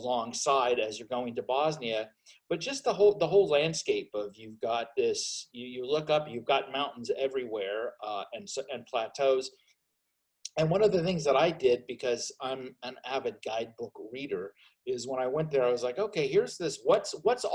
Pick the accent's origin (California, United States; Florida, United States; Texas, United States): California, United States; Southern; moved away; also born or lived in Seattle; I grew up in Southern California